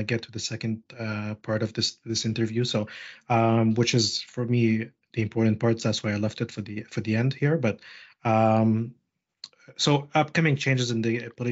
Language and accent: English; Montreal, Quebec, Canada; moved away; I'm from Montreal and I grew up just like everyone else in that over there, and I went through the school system and the education system there